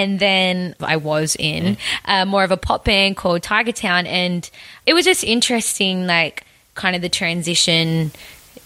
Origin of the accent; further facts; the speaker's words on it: Tamworth, New South Wales, Australia; I grew up in Tamworth